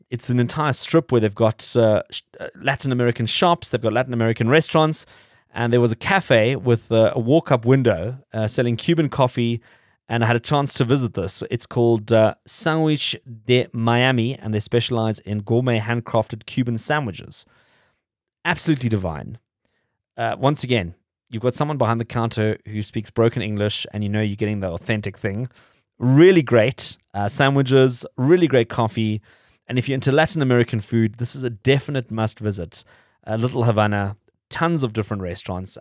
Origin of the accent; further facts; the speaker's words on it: South Africa; we're South African